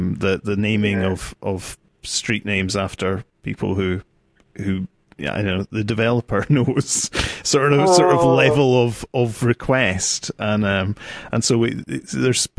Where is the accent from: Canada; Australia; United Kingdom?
United Kingdom; as a Brit